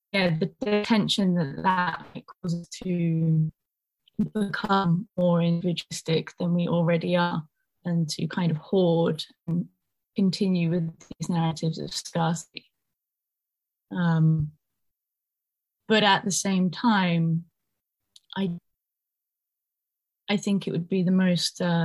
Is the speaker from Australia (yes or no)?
no; United Kingdom; also born or lived in Ireland; myself as a person growing up in Britain